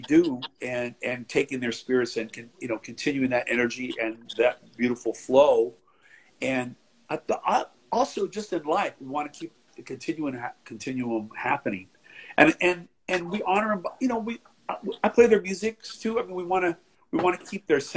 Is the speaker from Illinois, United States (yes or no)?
yes; Knoxville, Illinois, United States; moved away; Knoxville, my hometown